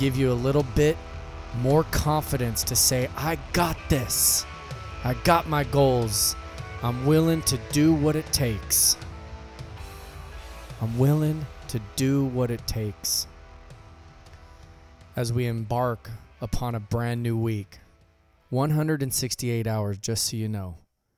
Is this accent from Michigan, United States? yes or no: no; Visalia, California, United States; I left my hometown of Visalia